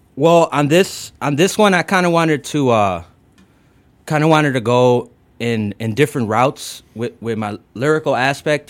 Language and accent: English; United States; first language English; I was born in the states, and you know my first language is you know English